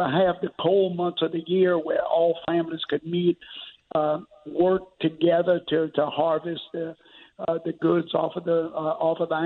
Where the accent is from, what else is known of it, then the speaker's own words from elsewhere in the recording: St. James Parish, Louisiana, United States; I grew up in St. James Parish in very rural Louisiana.